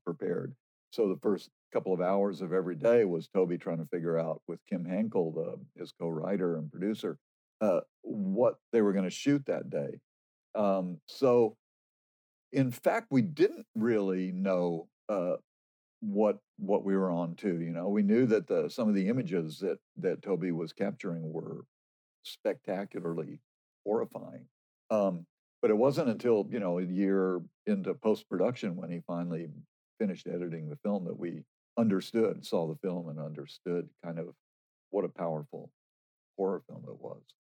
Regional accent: Dallas, Texas, United States; also born or lived in New York / Austin, Texas; lived in Dallas uh, as my childhood

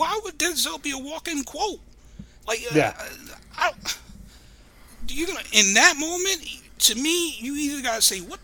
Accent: Central New Jersey, United States; Central. Some people would say north, but I say central

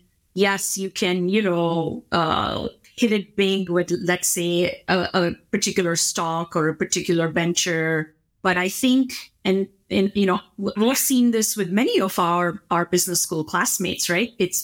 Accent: India; growing up in India in a middle class home

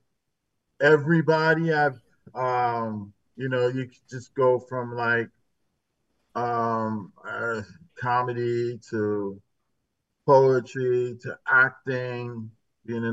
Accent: New Haven, Connecticut, United States; I was born and raised in New Haven

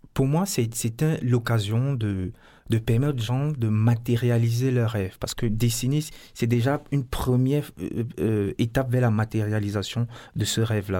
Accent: Cameroon; je viens du Cameroun

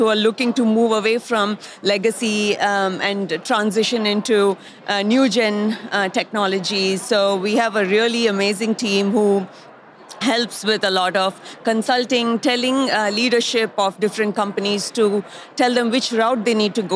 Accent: India; moved away as an adult; now in Bentonville, United States; I'm originally from India. I came to the United States about 15 years ago, and I've lived in Bentonville for about 10 years now.

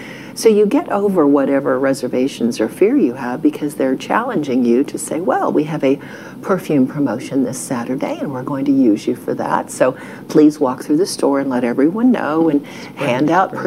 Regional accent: Ohio, United States; moved away as an adult; now in Texas, United States; We grew up in Ohio

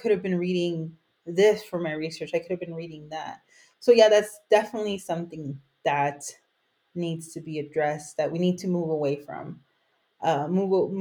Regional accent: United States; moved away as an adult; now in Switzerland; I'm Mexican-American, I do have the privilege. I'm an American scholar. I'm coming from the United States

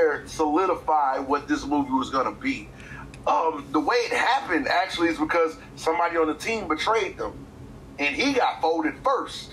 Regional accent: United States

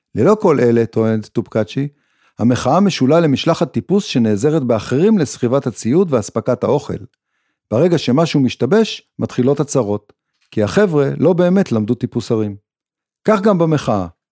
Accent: Israel; הצורך הבסיסי שלנו כישראלים

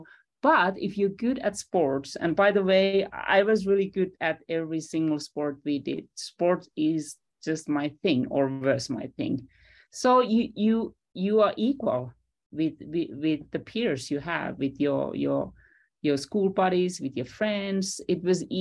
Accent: Finland; I'm a 70s kid growing up in Finland

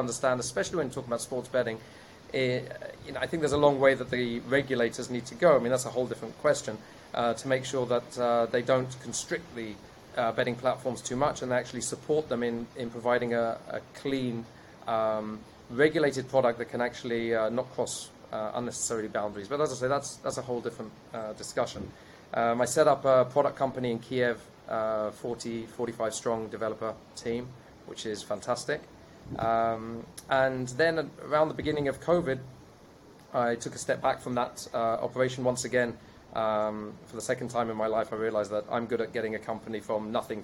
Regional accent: England, United Kingdom; accent: British; moved away as an adult; now in Israel; I was born in the UK, as you can still hear from my accent

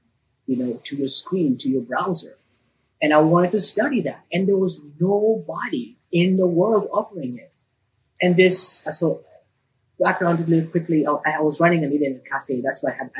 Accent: Nairobi, Kenya; I grew up in Nairobi, Kenya.

